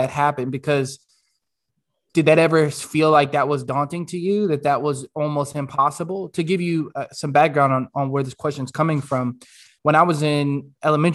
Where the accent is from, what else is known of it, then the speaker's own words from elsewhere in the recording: United States; I was born in the States